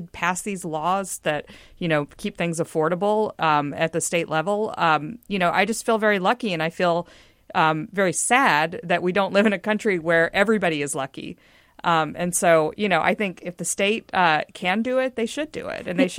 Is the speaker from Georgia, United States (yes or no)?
no; Texas, United States; also born or lived in Mississippi, United States; I'm from Texas and before that, Mississippi.